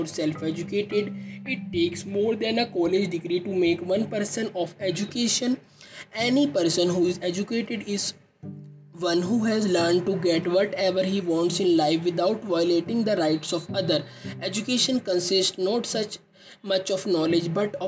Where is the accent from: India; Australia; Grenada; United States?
India; I am from India